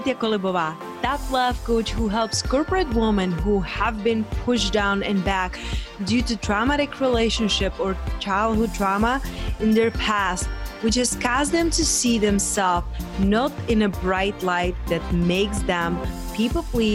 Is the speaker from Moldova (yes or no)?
yes; Southern Moldova, Moldova; also born or lived in Spain; now in United States; I'm coming from Southern Moldavia